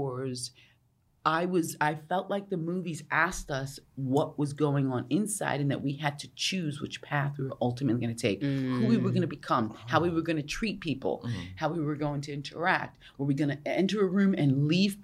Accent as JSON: {"language": "English", "region": "New York", "country": "United States", "tie": "born or raised there", "said": "I grew up in New York in the 80s"}